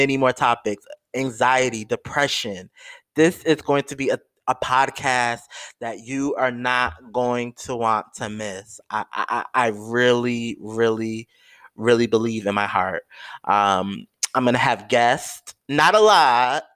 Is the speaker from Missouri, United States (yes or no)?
no; New York, United States; I live in New York, y'all. I'm a New Yorker